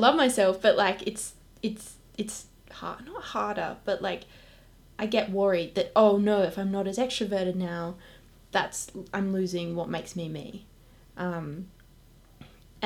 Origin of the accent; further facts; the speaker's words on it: Perth, Western Australia, Australia; moved away; I'm from Perth